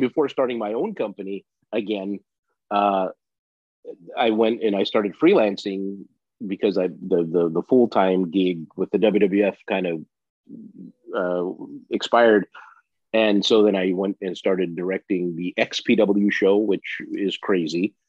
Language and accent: English; Los Angeles, California, United States; I grew up in Los Angeles, California